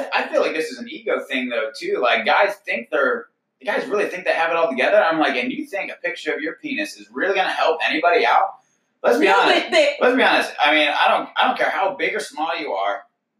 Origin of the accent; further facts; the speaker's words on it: Connecticut, United States; born there; I am not from Texas. I was actually born in Connecticut originally, and my family kind of moved around.